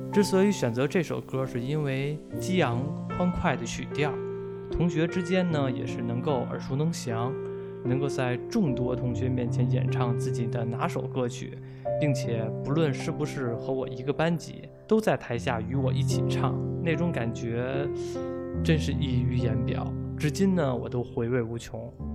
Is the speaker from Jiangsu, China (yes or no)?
no; Beijing, China; 我是一名八五后的北京老男孩儿